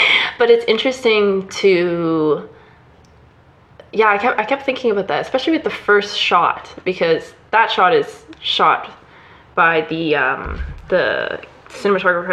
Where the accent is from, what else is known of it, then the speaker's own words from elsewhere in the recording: Canada; we're both Canadian